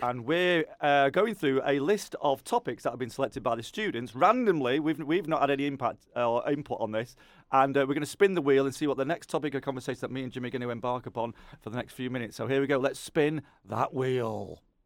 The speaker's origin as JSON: {"language": "English", "area": "Lancashire", "region": "North West England", "country": "United Kingdom", "said": "I'm from Lancashire, but I feel like I'm a bit Yorkshire."}